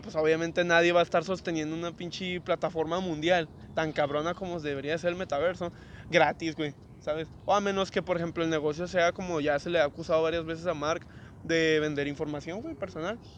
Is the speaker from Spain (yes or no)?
no; Mexico; soy de México